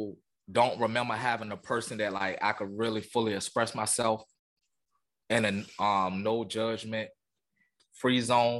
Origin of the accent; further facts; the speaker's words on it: Portsmouth, Virginia, United States; moved away as an adult; also born or lived in Waycross, Georgia; But yeah, man, I'm from Portsmouth, Virginia, man. Born and raised. I spent majority of my life there. A year I stayed in Waycross, Georgia, where my family is originally from. But like I said, man, I'm from Portsmouth, Virginia